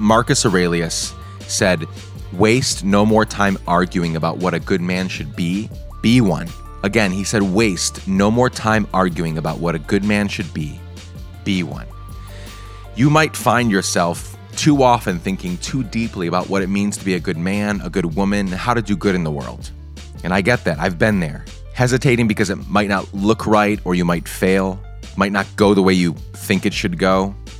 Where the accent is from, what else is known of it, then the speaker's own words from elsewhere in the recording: Guatemala; As some of you may know, I grew up in Guatemala.